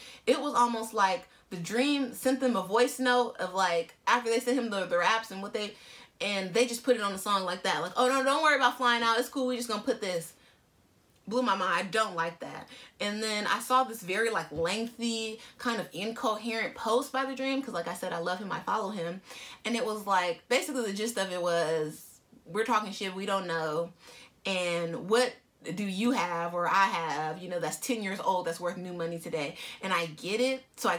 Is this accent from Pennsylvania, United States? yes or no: no; California, United States; as a Californian